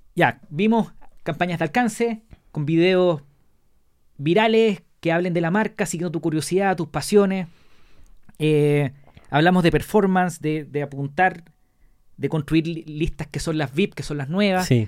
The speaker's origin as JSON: {"language": "Spanish", "country": "Chile", "said": "nosotros somos chilenos"}